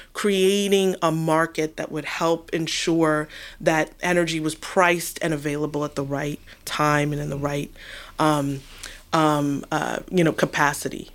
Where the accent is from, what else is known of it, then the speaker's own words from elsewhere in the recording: New York, United States; now in Washington, D.C., United States; growing up in New York